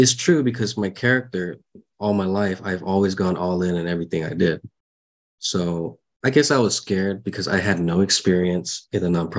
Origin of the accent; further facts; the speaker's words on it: San Diego, California, United States; I grew up with everyone in San Diego here